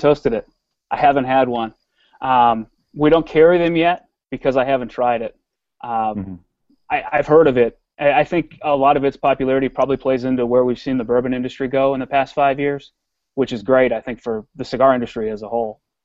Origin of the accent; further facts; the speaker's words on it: Wisconsin, United States; I'm a Midwesterner. I was born in Wisconsin